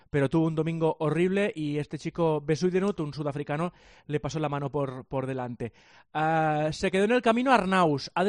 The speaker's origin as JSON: {"language": "Spanish", "region": "Catalonia", "country": "Spain", "said": "soy catalán"}